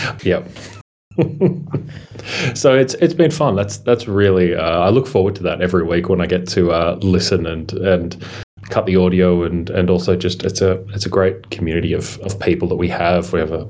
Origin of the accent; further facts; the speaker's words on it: Melbourne, Victoria, Australia; I'm from Australia.